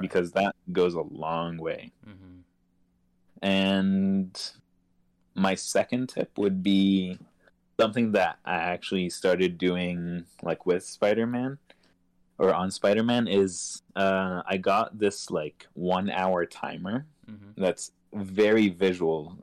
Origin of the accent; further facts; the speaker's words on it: Egypt; moved away; growing up in Egypt